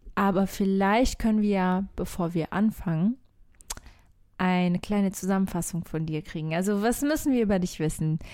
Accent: Algarve, Portugal; in der Algarve, äh, da wo ich aufgewachsen bin

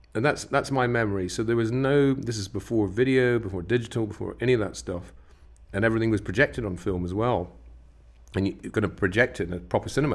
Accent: West Coast of Scotland, United Kingdom; I grew up on the West Coast of Scotland

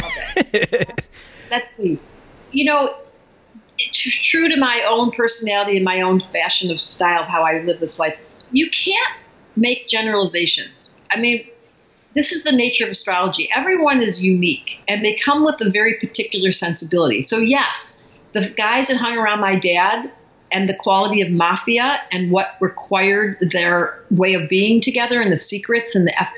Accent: Detroit, Michigan, United States; We grew up in Detroit.

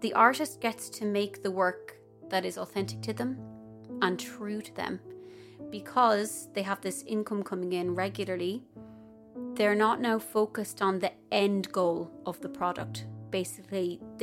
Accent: Ireland; moved away; as Irish people

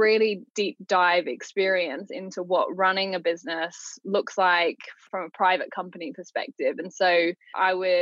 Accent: Australia; now in London, United Kingdom; I grew up in Australia

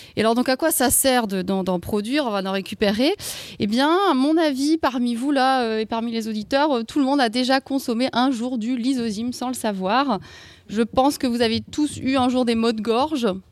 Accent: Alsace, Grand Est, France; je viens d'Alsace

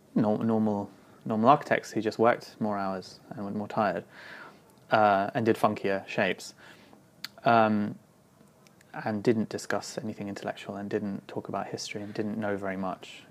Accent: London, United Kingdom; I grew up in London in the 80s and then late 80s and the early 90s

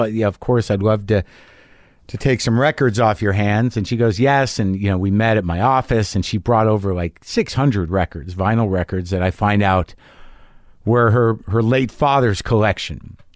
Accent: New Mexico, United States; I grew up in New Mexico

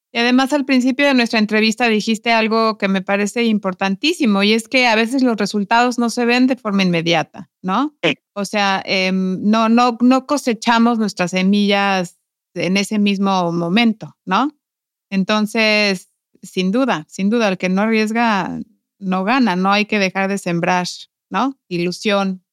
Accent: Mexico; now in Iceland; mi cultura, de mi gente, de, los mexicanos

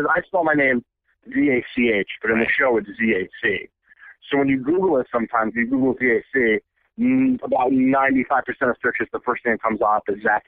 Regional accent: New York, United States; moved away as an adult; also born or lived in Australia; now in California, United States; I moved back home, you know, moved back to New York

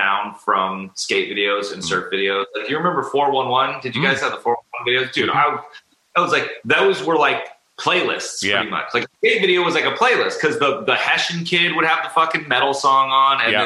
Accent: Huntington Beach, California, United States; I grew up like in the surf and skate culture growing up in Huntington Beach

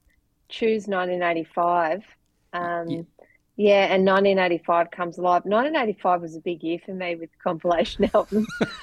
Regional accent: Devonport, Tasmania, Australia; also born or lived in Hobart; I was from Devonport.

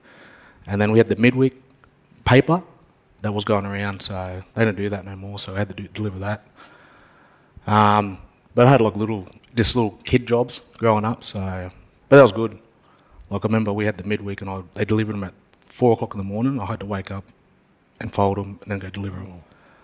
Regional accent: Mackay, Queensland, Australia; we grew up with a lot of families. We grew up in the commission house, which is down here

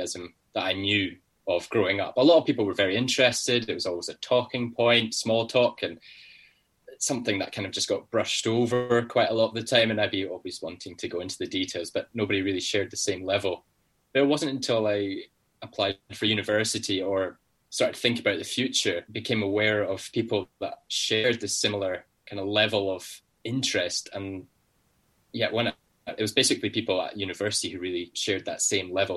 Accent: Newtonmore, Scotland, United Kingdom; moved away as an adult; now in London, United Kingdom; growing up in Scotland, being in the heart of the Cairngorms National Park, as you mentioned, in a very small town called Newton Moor

